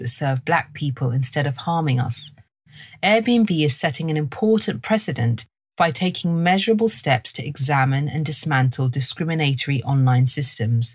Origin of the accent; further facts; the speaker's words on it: London, United Kingdom; I was raised in London and this is my accent